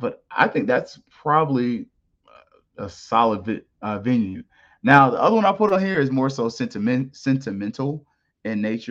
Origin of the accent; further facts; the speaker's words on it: Florida, United States; I'm from Florida